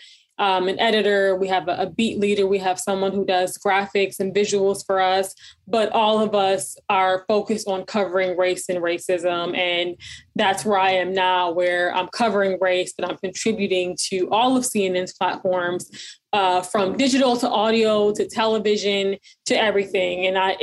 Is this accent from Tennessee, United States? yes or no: no; Michigan, United States; moved away; also born or lived in New Jersey / Detroit / Atlanta; I'm originally from Michigan.